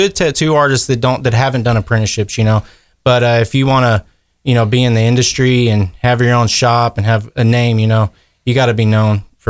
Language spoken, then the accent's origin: English; Kerrville, Texas, United States; I grew up in Kerrville. I graduated from Ingram in 2006